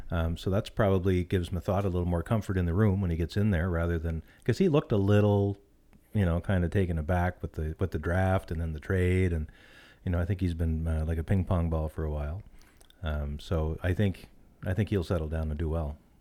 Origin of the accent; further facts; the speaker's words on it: Canada; being a Canadian person